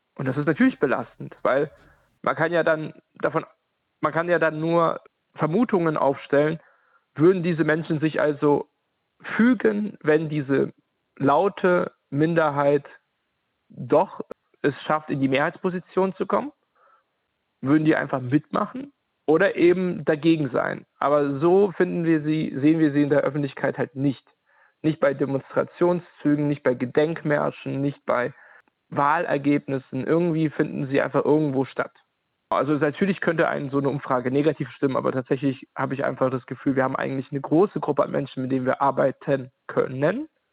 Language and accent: German; Ukraine; now in Halle, Germany; in der Ukraine geboren und seit 2012 lebe ich in Ostdeutschland, genauer gesagt in Halle